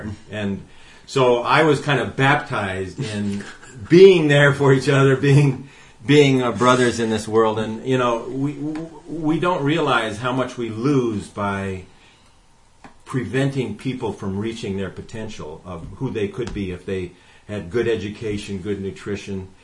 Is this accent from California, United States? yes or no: no; Detroit, Michigan, United States; I grew up in Detroit, Michigan, in the early 60s